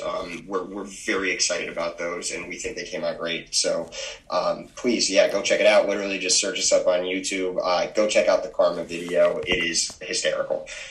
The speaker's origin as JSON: {"language": "English", "town": "Naugatuck", "region": "Connecticut", "country": "United States", "said": "we're from Naugatuck, Connecticut, which is, uh, if you're not aware, a tiny little uh, borough that's attached to Waterbury"}